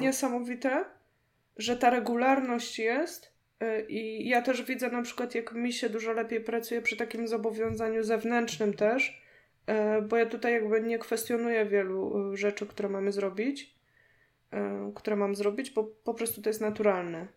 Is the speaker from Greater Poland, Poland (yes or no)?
yes; Poznań, Greater Poland, Poland; u nas w Poznaniu